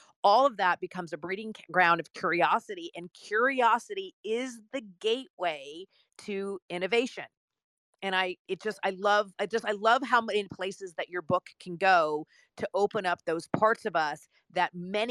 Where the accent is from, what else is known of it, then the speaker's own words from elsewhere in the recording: Italy; In Italy.